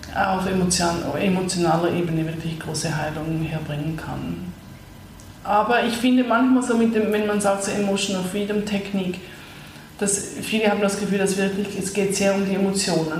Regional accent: Zurich, Switzerland; moved away; also born or lived in Vancouver / New York; ich bin ursprünglich aus Zürich, habe lange in Nordamerika gelebt, in Vancouver als letztes und vorher noch in New York und jetzt bin ich seit zwei Jahren zurück in Zürich

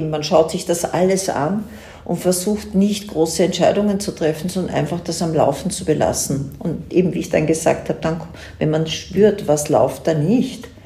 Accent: Vienna, Austria; ich bin Wienerin und lebe jetzt nicht in Tirol, aber ich bin jede, Tage, jede Woche drei bis vier Tage hier.

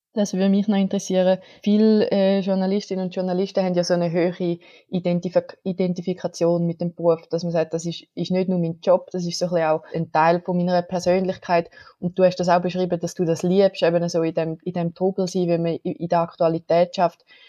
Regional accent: Switzerland; bei uns in der Schweiz

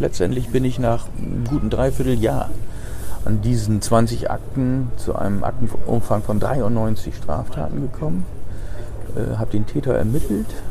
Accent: Bremerhaven, Bremen, Germany; also born or lived in Harz, Lower Saxony; ich bin in Bremerhaven aufgewachsen.

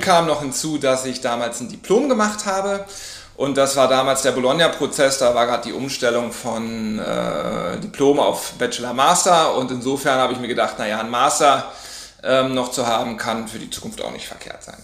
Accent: Berlin, Germany; also born or lived in Hamburg; ich bin Berliner, habe damals aber in Hamburg gelebt und gearbeitet

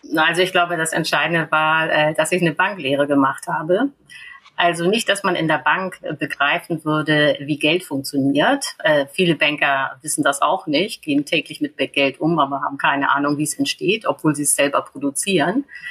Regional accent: Germany; wir als Deutsche

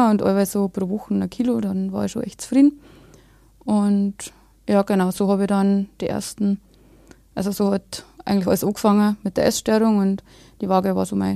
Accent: Bavaria, Germany; ich bin ähm, aus Bayern, ähm, aus Deisendorf, das ist äh, ziemlich an der Grenze.

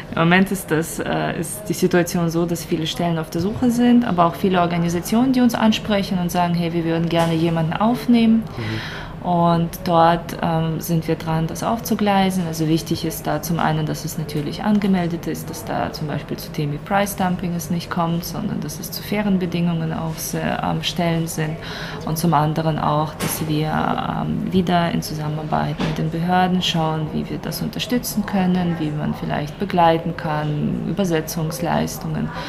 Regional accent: Ukraine; now in Basel, Switzerland; als Ukrainerin

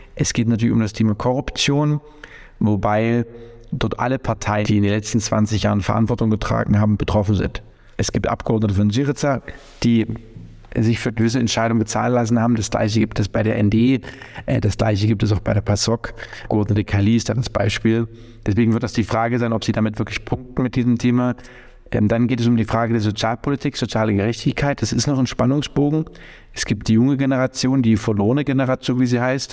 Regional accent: Germany; als deutscher Staatsbürger der unser Gesundheitswesen natürlich kennt

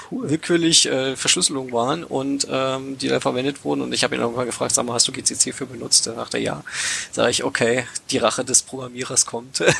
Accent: Cottbus, Brandenburg, Germany; now in Berlin, Germany; Also äh, ich komme aus der Niederlausitz, ich komme aus Cottbus ursprünglich.

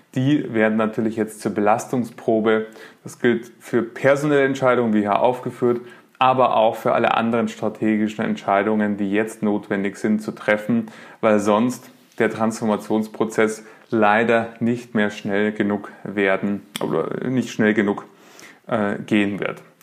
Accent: Munich, Bavaria, Germany; ich lebe in München, bin ähm, Münchner

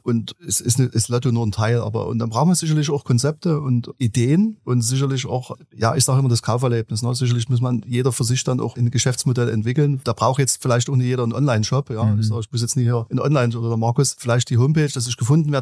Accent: Dresden, Saxony, Germany; ich bin in Dresden geboren

